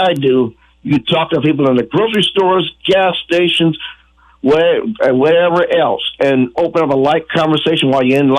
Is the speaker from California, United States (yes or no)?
yes; Adelanto, California, United States; now in Oregon, United States; Adelanto, California. That's the area I grew up at in San Bernardino County in California